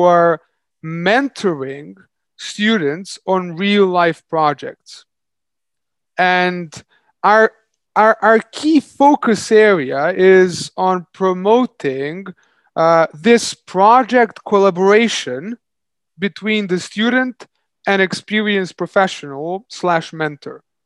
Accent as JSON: {"language": "English", "country": "Serbia", "also_born_or_lived": "London", "moved": "as an adult", "said": "I moved back to my home country, Serbia"}